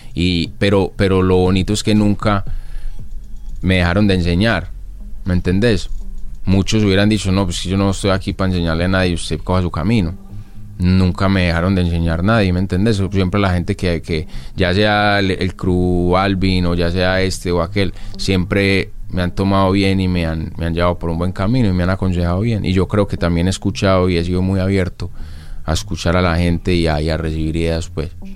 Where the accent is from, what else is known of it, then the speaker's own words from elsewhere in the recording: Colombia; en mi país, en Colombia